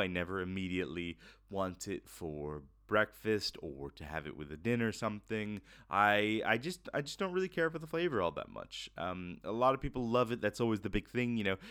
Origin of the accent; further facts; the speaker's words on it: Florida, United States; moved away; I'm originally from Florida